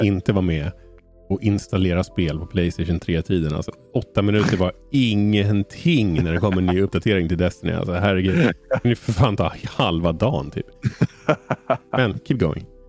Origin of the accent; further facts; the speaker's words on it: Umeå, Västerbotten County, Sweden; jag är ju född i Umeå